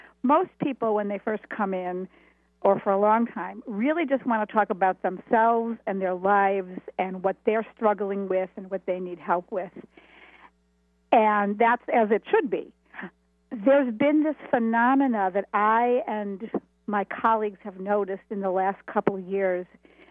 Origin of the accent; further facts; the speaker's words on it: Buffalo, New York, United States; now in Boston, United States; I grew up in Buffalo, New York.